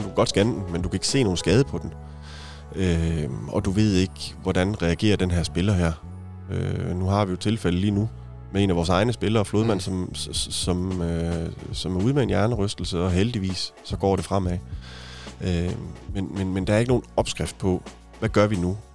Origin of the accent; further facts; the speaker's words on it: Haderslev, Southern Denmark, Denmark; now in Odense, Denmark; jeg er opvokset i Haderslev